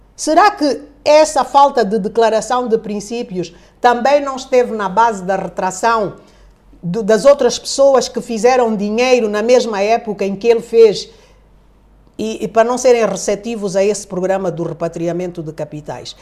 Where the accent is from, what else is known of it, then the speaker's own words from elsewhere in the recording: Angola; somos angolanos